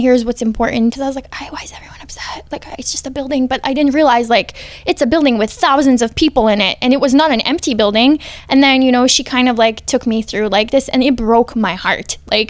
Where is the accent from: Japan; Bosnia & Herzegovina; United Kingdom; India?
Bosnia & Herzegovina; now in United States; Being Bosnian helped me more in Iraq and Afghanistan than being American did